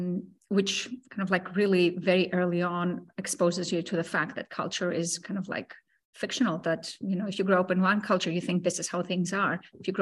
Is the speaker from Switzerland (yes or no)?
no; Greece; also born or lived in Cyprus; I grew up in Greece and I grew up in Cyprus. I grew up in both places, shuffling between the two.